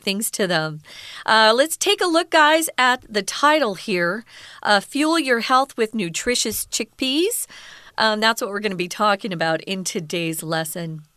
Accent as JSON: {"language": "English", "region": "Southwest", "country": "United States", "moved": "as an adult", "lives_now": "Taiwan", "said": "I'm from the Southwest in America."}